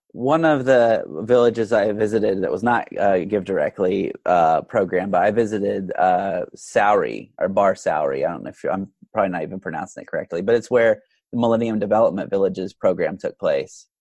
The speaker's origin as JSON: {"language": "English", "country": "United States", "said": "as an American"}